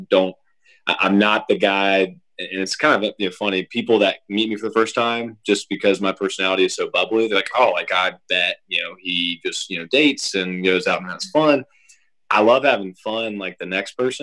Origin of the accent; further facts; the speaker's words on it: Suwanee, Georgia, United States; also born or lived in Atlanta, Georgia; grew up in Sewanee, Georgia, went to, shout out North Gwinnett High School